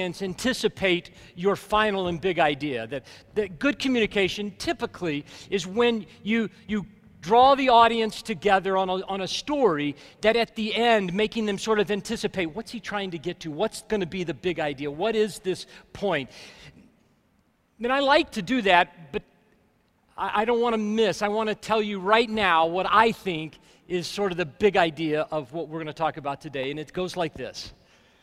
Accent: Alabama, United States; now in Colorado, United States; I grew up in Alabama

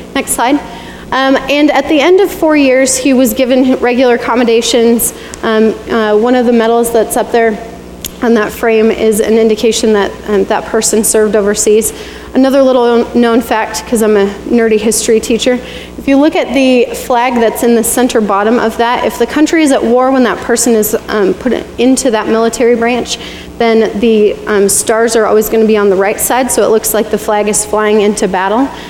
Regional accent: Bailey, Colorado, United States; moved away as an adult; also born or lived in Reno, Nevada; growing up in Bailey, Colorado

